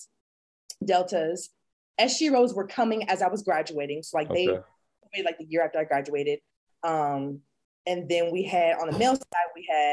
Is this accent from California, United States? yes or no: yes; California, United States; I'm from California, we're a little more liberal out there